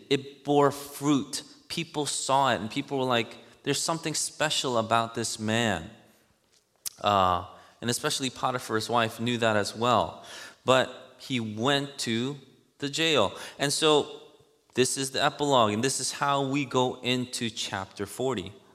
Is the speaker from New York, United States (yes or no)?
yes; New York City, New York, United States; I grew up in Elmhurst, Queens